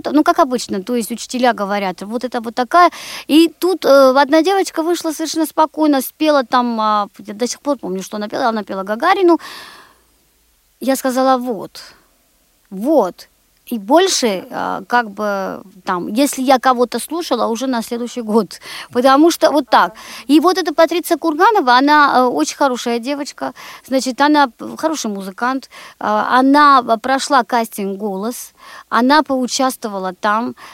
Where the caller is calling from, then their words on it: Moscow, Russia; Да, я звоню из Москвы